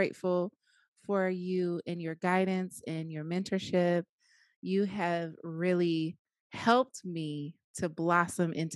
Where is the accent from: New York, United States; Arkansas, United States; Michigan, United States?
Arkansas, United States; Jacksonville; moved away as an adult; also born or lived in Riverside, California; now in Moreno Valley, United States; I am originally from Arkansas, Jacksonville, Arkansas, to be exact.